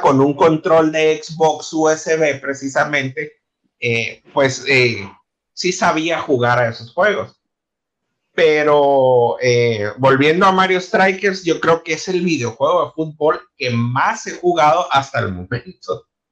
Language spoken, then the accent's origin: Spanish; Ciudad Obregón, Sonora, Mexico; moved away as an adult; now in Mexicali, Mexico; Yo llegué a Mexicali hasta el 2012. Entonces, yo vengo de Ciudad Obregón